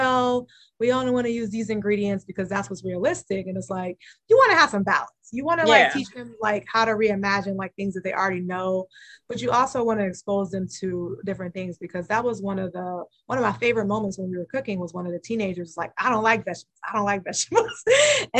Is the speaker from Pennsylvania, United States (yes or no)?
no; Cleveland, Ohio, United States; I'm from Cleveland